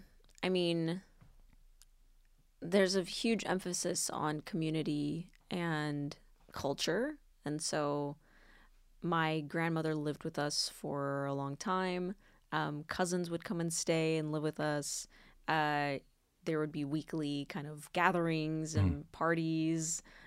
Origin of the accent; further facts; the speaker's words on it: Cameroon; also born or lived in Sacramento, California; now in Los Angeles, United States; I grew up in Cameroon